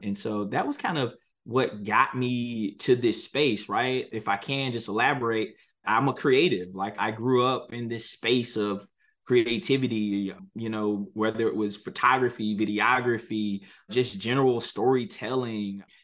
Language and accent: English; Halifax County, North Carolina, United States; I'm a North Carolina native. I was born and raised in Halifax County, North Carolina